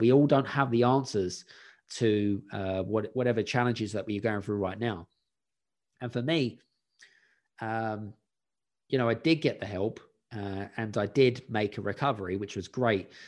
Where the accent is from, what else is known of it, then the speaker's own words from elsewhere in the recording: London, United Kingdom; moved away as an adult; also born or lived in Scandinavia; I grew up in West London in a council property, which is state-owned